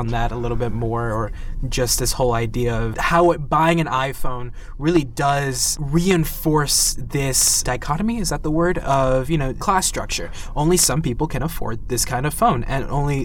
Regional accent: New York, United States; I'm from New York

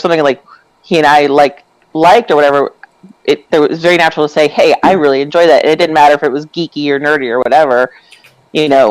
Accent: outside Philadelphia, Pennsylvania, United States; moved away as an adult; also born or lived in Buffalo, New York / Blacksburg, Virginia; now in Florida, United States; I grew up right outside of Philly

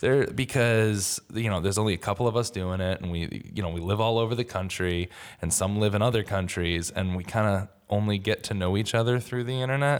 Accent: New York City, New York, United States; being a New Yorker

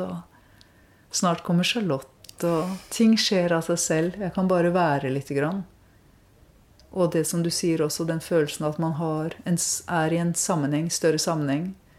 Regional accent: Norway; jeg vokste opp i Norge

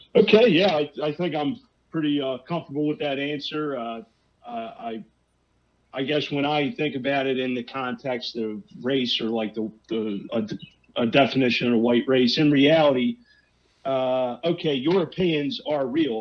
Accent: Philadelphia, Pennsylvania, United States; also born or lived in Frankfurt; I was raised Catholic in Philadelphia

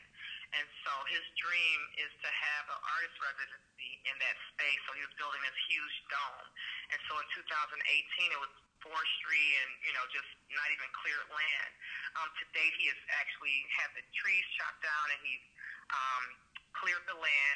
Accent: Michigan, United States; Michigan, which is my hometown

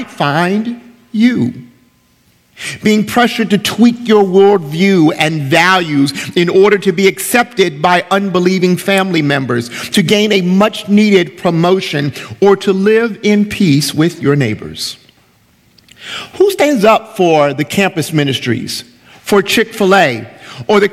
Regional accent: United States; As American believers

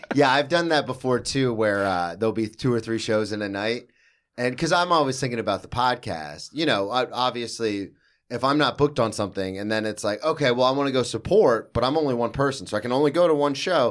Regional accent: the South, United States; I'm from the South

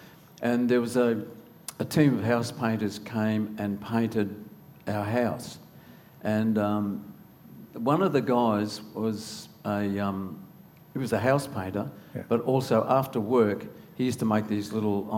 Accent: Longreach, Queensland, Australia; also born or lived in Townsville; I was born in Townsville, and my dad was a communications officer at the airport in Townsville, and I was there till about the age of 4, I think, and he got a transfer out to Longreach

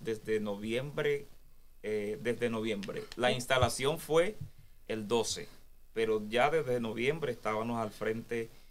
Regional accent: Dominican Republic; moved away as an adult; also born or lived in Santo Domingo; Cuando yo estaba en Santo Domingo, yo estaba a tiempo completo

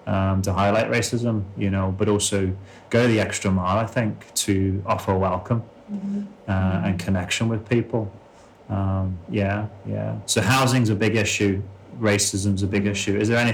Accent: London, United Kingdom; now in Belfast, United Kingdom; I grew up in London, you know, often described as the world in one city

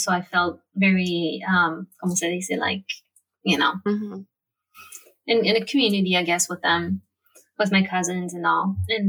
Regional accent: Belgium; English is a second language; And yeah, so growing up in Belgium since then has been hard, because I've been kind of, you know, ripped apart from my Salvadoran family and also culture in a way.

